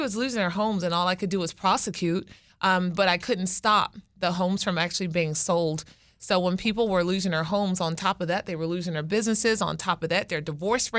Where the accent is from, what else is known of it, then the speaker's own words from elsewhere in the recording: Baltimore, Maryland, United States; I'm an attorney from Baltimore.